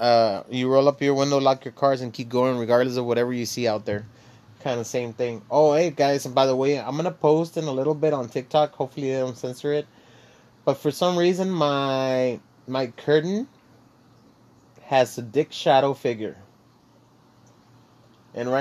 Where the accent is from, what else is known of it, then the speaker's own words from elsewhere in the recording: Laredo, Texas, United States; the way I was raised and grew up and where I grew up, you know, I'm from Dorado. I'm from Laredo, Texas